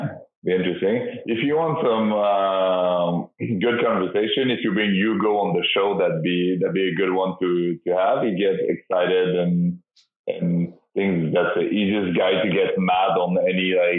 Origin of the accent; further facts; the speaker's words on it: Quebec, Canada; Yeah, I think that, yeah, people in Quebec, they, like, we have our beach tour, we have our indoor, and we